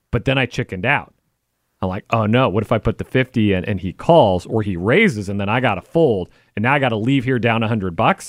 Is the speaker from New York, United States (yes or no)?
no; Wichita, Kansas, United States; moved away as an adult; I grew up in Wichita, Kansas